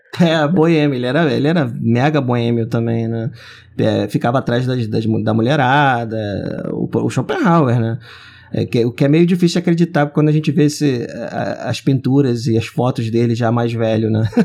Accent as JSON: {"language": "Portuguese", "country": "Brazil", "said": "nós que somos brasileiros"}